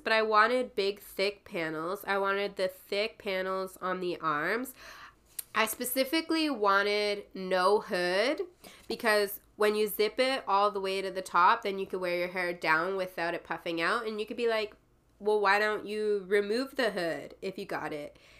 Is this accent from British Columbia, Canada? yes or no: no; Timmins, Ontario, Canada; moved away; the name of the town that it was in was called Timmins